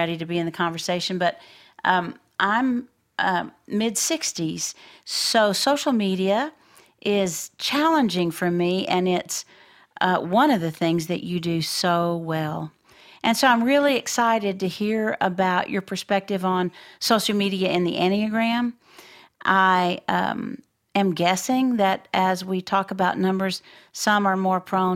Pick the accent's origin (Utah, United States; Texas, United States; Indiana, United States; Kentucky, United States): Texas, United States; Floydada; I grew up in Floydada